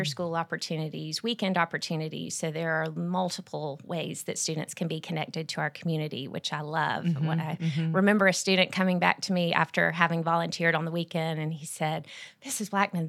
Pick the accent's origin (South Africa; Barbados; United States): United States; Columbus, Georgia; I grew up in Columbus and attended the same school from kindergarten through ninth grade and then transferred to Brookstone my 10th grade year.